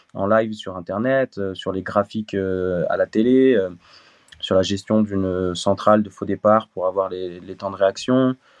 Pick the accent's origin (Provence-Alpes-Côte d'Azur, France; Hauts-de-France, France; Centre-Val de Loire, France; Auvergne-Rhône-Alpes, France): Auvergne-Rhône-Alpes, France; Voiron; now in Montélimar, France; je suis originaire de, de Voiron dans l'Isère.